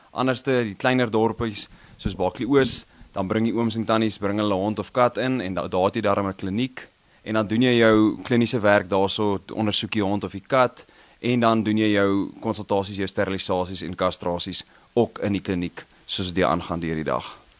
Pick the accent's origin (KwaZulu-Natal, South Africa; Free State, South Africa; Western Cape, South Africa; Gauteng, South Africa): Gauteng, South Africa; Krugersdorp; Ek het in Kreeusdorp groot geword. So ek was hier gebore en groot geword hierso